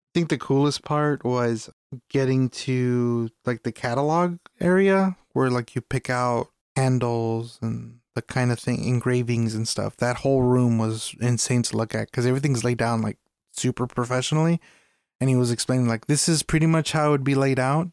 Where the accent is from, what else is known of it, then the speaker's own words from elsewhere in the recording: United States; as an American a person of color